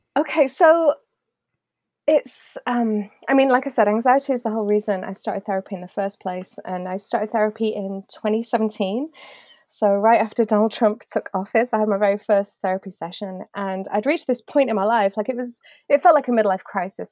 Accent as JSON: {"language": "English", "country": "United Kingdom", "said": "being British"}